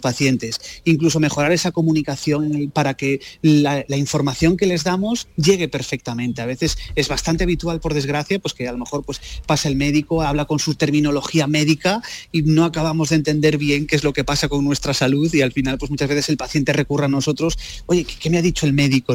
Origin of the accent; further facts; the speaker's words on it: Lugo, Galicia, Spain; Yo que soy de Lugo la conozco, la conozco bien también, es España vaciada.